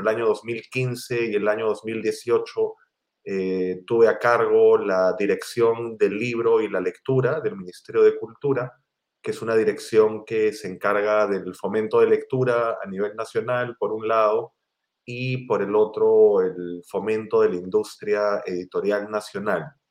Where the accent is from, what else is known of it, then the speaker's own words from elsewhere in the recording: Lima, Peru; yo eh, soy limeño, nací en, Lima, en Perú